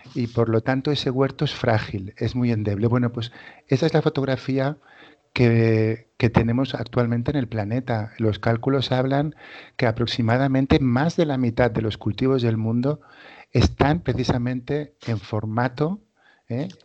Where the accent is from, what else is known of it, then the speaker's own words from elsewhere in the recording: inland Catalonia, Spain; mi pueblo está en una zona de secano de la, de la Cataluña interior